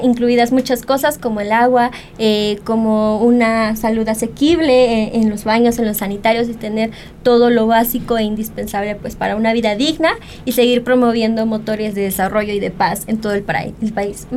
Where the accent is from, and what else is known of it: Mexico